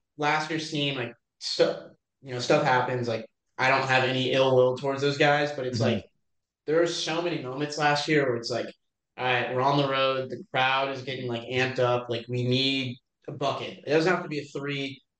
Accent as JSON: {"language": "English", "town": "Durham", "region": "North Carolina", "country": "United States", "moved": "as an adult", "lives_now": "Boston, United States", "said": "I'm from Durham"}